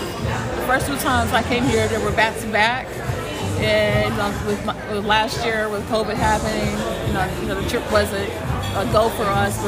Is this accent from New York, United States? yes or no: no; Tennessee, United States; I'm from Tennessee.